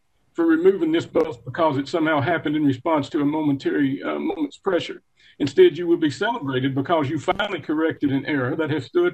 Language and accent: English; Oakdale, Tennessee, United States; also born or lived in Harriman, Tennessee; I was born in Harriman City Hospital, raised in Oakdale in Morgan County